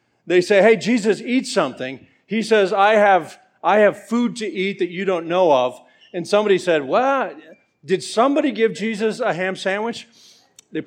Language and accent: English; Atlanta, Georgia, United States; I'm from Atlanta